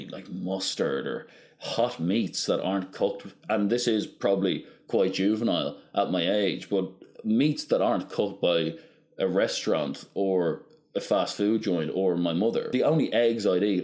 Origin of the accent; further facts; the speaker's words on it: Ireland; we're Irish